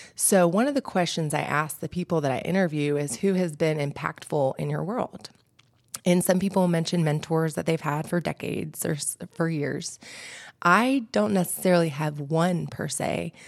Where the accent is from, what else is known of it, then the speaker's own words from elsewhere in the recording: Brooks, Georgia, United States; also born or lived in Albuquerque, New Mexico / Peachtree City, Georgia; now in Atlanta, United States; I had a beautiful childhood growing up in Brooks, Georgia